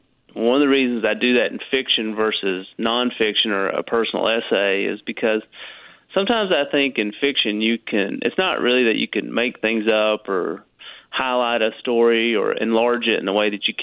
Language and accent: English; Corbin, Kentucky, United States; growing up in a place like Corbin